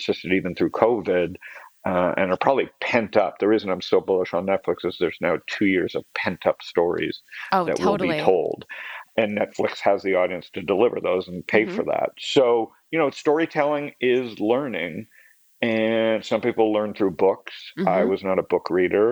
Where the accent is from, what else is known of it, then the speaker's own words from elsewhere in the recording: Toronto, Ontario, Canada; Born and raised in Toronto.